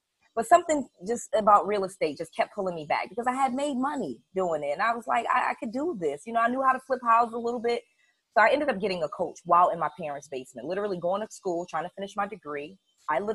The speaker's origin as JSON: {"language": "English", "region": "Connecticut", "country": "United States", "tie": "born or raised there", "also_born_or_lived": "Atlanta / Harrisburg, Pennsylvania", "moved": "as an adult", "said": "I'm born and raised in Connecticut. My parents are of Jamaican descent, so I always feel like I grew up as an immigrant"}